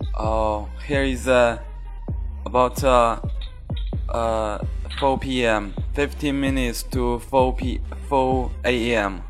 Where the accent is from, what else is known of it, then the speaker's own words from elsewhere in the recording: Hebei, China; I'm from uh, mm, Hebei province. It's quite near Beijing.